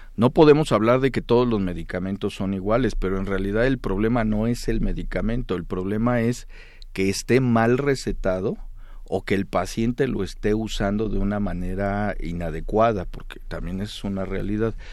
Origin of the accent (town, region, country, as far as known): Mexico